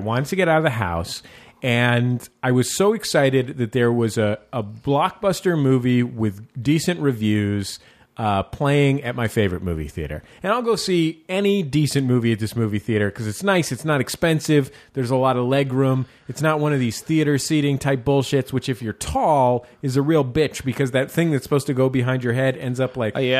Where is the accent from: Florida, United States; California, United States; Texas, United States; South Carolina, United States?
California, United States; San Francisco; it's set in San Francisco. That's my hometown.